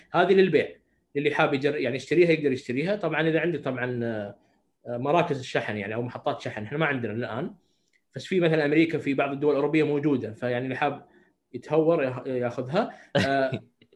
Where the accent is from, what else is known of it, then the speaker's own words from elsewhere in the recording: Saudi Arabia; عندنا في السعوديه